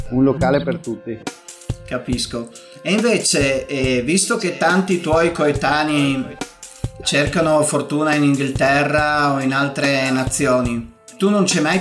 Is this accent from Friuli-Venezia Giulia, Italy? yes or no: yes; Friuli-Venezia Giulia, Italy; io sono un friulano che lavora spesso in Veneto.